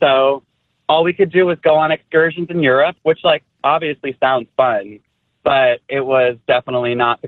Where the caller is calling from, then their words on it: Washington Township, New Jersey, United States; I am calling from Washington Township, New Jersey.